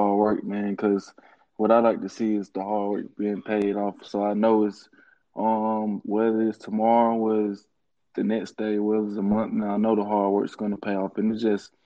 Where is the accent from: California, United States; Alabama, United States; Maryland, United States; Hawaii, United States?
Alabama, United States; Tuscaloosa; my hometown is Tuscaloosa, man, 205